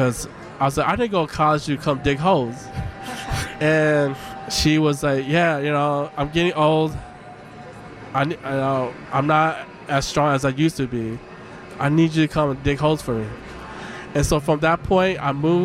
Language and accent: English; Denver, Colorado, United States; moved away; also born or lived in Minnesota; I was born in Denver, Colorado. So yeah. I was born in America here